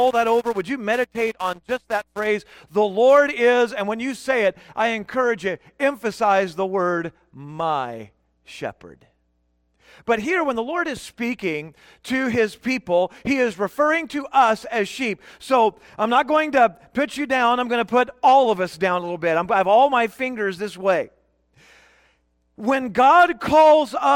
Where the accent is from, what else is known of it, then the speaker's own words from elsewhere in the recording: Bellflower, California, United States; now in Victorville, United States; I grew up in Bellflower